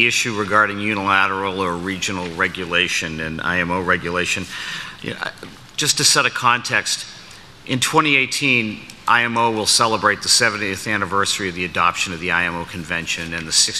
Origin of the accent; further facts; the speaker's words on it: United States; my home country